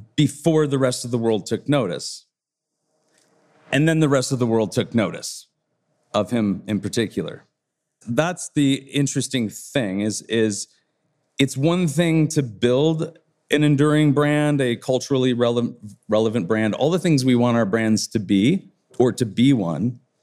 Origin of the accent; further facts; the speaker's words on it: Detroit, Michigan, United States; the kids I grew up skateboarding with in Detroit, the Detroit area